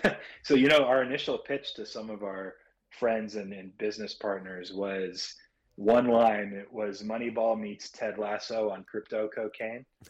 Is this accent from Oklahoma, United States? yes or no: no; near Los Angeles, Southern California, United States; I'm from uh, Southern California, near Los Angeles. That's where I grew up